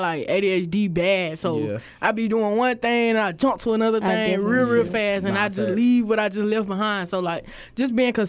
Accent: Lancaster, South Carolina, United States; I'm from Lancaster, South Carolina. Well, on the map it's Lancaster, but if you know, you know, it's Lancaster.

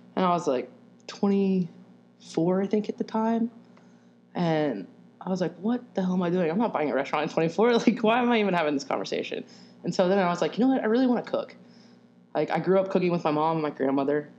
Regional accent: Arkansas, United States; moved away as an adult; also born or lived in Arizona; now in Nashville, United States; originally I was born and raised in Arkansas

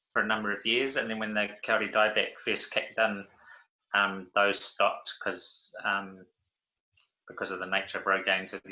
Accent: Waikato, New Zealand; born or raised there; also born or lived in Auckland

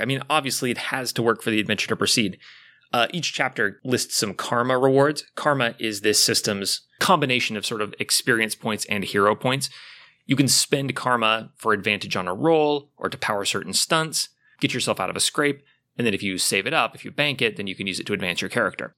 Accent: Portland, United States; I'm from Portland

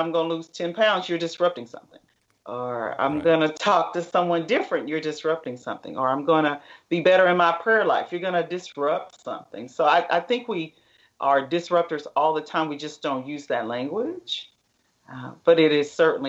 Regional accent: Middle Tennessee, United States; moved away as an adult; now in Dallas, United States; I'm from the Middle Tennessee area and educated and went to college in Tennessee and moved to Dallas with my husband

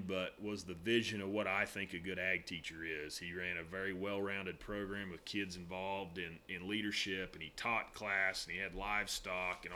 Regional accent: Northwest Oklahoma, United States; also born or lived in Edmond, Oklahoma; I grew up in Northwest Oklahoma

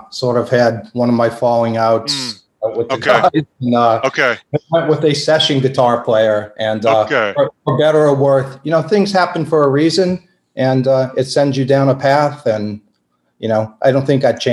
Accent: New Orleans, Louisiana, United States; I was born in New Orleans, not from a musical family.

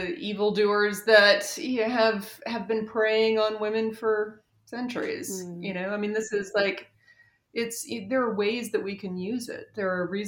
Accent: North Carolina, United States; I am from North Carolina.

